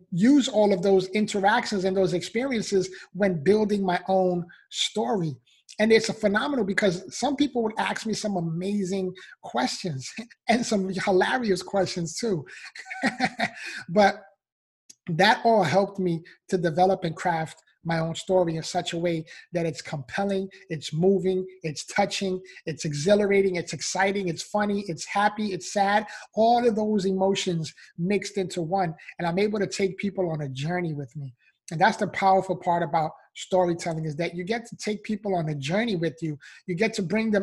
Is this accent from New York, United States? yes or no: yes; New York City, New York, United States; I was born and raised in the Bronx, New York